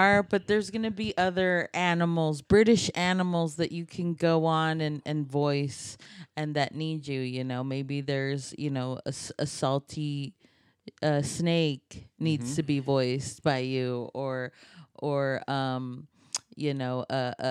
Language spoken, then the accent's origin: English; Texas, United States; I'm a Texan.